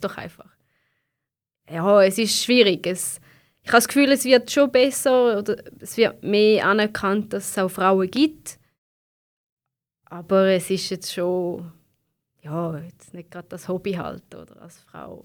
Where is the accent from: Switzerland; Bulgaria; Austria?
Switzerland; bei uns in der Schweiz